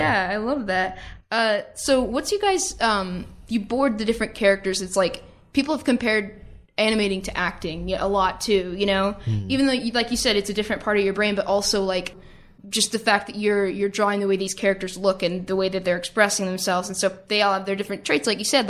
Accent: East Coast, United States; I'm from the East Coast and I just sort of came out here just for the summer.

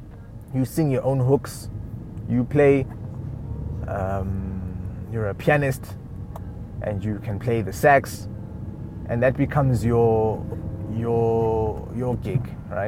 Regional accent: South Africa; moved away; I am South African, but I'm not. I don't speak any of the official languages except for English. Comfortably. That's another thing. I'm not from this country originally.

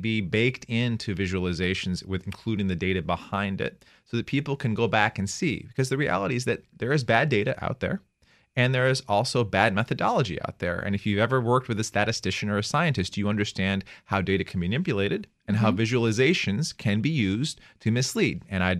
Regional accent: United States; I'm an American

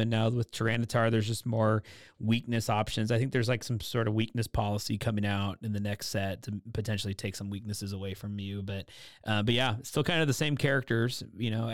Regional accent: Portland, Oregon, United States; I grew up in Portland, Oregon, where I'm from.

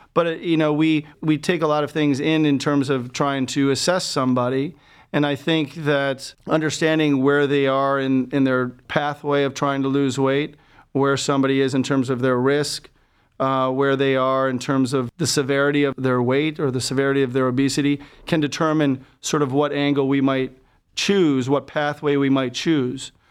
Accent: Buffalo, New York, United States; moved away as an adult; also born or lived in Birmingham, Alabama / Boston, Massachusetts; now in Cleveland, United States; I'm originally from Buffalo, New York, and did my training there

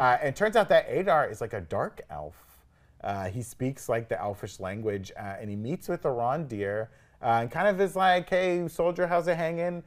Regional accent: the South, United States; I grew up in the South

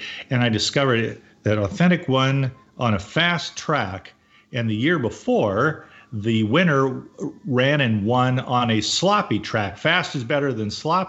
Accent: Baltimore, Maryland, United States; I was born in Baltimore

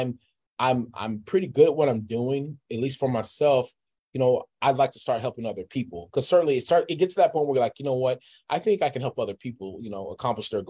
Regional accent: Texas, United States; I'm from Texas.

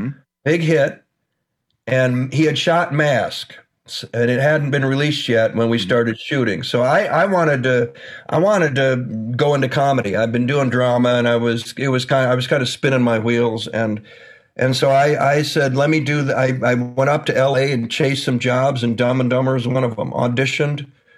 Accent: Michigan, United States; I grew up in Michigan. I am working class.

